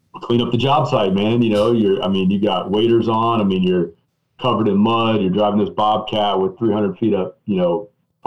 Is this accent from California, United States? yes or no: no; East Tennessee, United States; I'm from East Tennessee